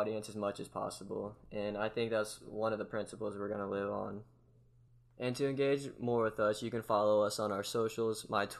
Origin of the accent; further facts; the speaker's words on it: Georgia, United States; I'm from Georgia.